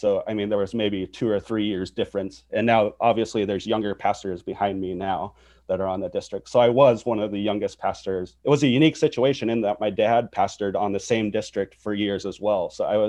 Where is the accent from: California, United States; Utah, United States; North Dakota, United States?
North Dakota, United States; born there; Well, I grew up as a pastor's kid. I was born in North Dakota, and then shortly after I was born, my dad went from a school teacher to a pastor.